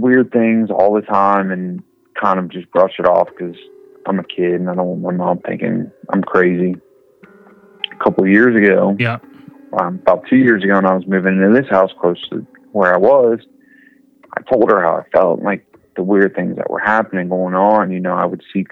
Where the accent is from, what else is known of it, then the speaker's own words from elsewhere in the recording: Cincinnati, Ohio, United States; I was from Cincinnati.